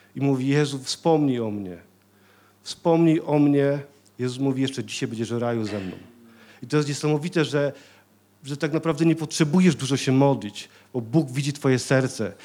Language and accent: Polish; Silesian Voivodeship, Poland; Ja ze Śląska jestem